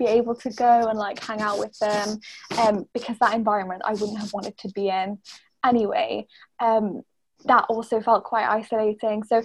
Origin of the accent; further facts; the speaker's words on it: Norwich, East of England, United Kingdom; I grew up in Norwich, which is in England.